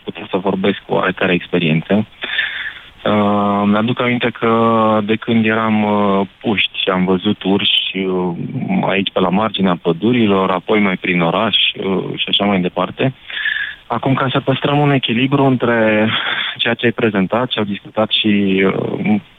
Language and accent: Romanian; Brașov, Brașov County, Romania; sunt brașovean